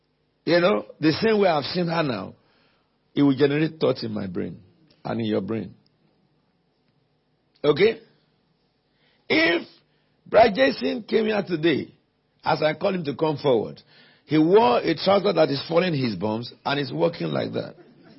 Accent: United Kingdom; I'm not an African. I'm not a Caribbean. I'm Brexit. I'm British.

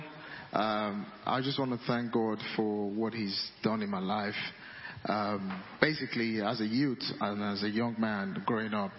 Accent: Nigeria; I'm Nigerian, my wife is from Uganda

